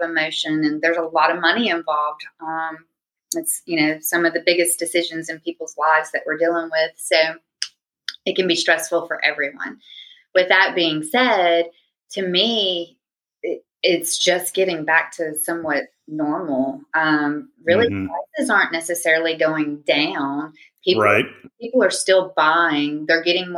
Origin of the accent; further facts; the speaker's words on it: Huntsville, Alabama, United States; moved away as an adult; also born or lived in Pensacola area, Florida; now in Pensacola, United States; born and raised in North Alabama